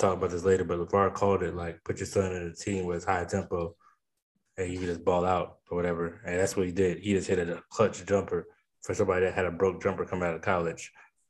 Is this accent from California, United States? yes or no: no; Charlotte, North Carolina, United States; And me growing up in Charlotte for a little bit, it's just like finally like Hornets are back.